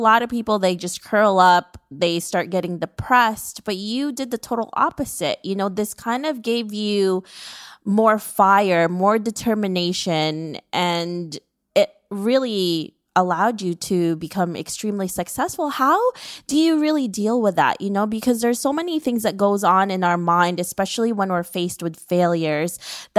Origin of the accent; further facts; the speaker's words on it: New York, United States; me as a New Yorker